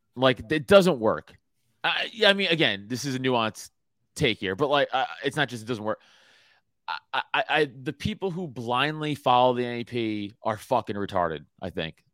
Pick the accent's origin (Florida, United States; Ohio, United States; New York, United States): New York, United States; moved away; I'm from New York, in the comedy world